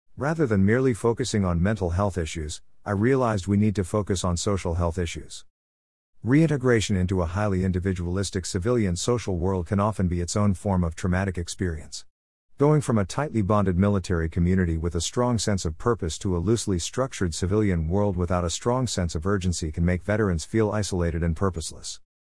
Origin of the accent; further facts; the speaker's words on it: Canada; being Canadian